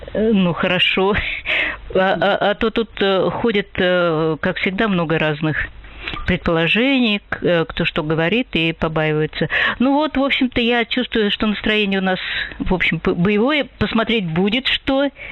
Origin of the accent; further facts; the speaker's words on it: Russia; я э, россиянка